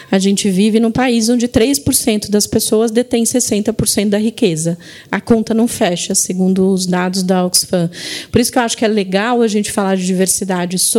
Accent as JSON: {"language": "Portuguese", "town": "Diadema", "region": "São Paulo", "country": "Brazil", "tie": "born or raised there", "also_born_or_lived": "Recife", "said": "Eu fui criada em Diadema. Vim com 4 anos para São Paulo."}